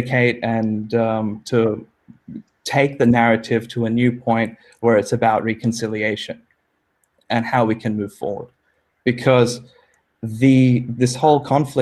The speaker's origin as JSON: {"language": "English", "country": "Australia", "tie": "born or raised there", "also_born_or_lived": "New York City, United States", "said": "I was born in New York City, and came to Australia when I was 3 months old."}